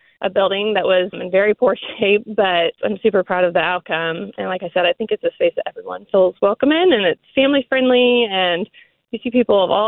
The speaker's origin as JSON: {"language": "English", "town": "Tulsa", "region": "Oklahoma", "country": "United States", "tie": "born or raised there", "said": "I was born and raised in Tulsa"}